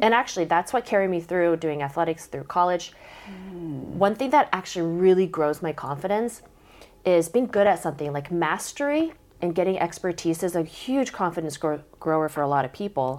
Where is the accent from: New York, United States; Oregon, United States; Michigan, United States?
Oregon, United States; Southern California; born or raised there; also born or lived in Korea